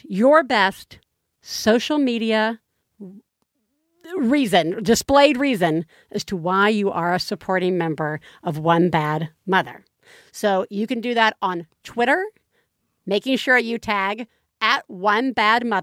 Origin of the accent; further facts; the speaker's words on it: the South, United States; moved away; I grew up in the South.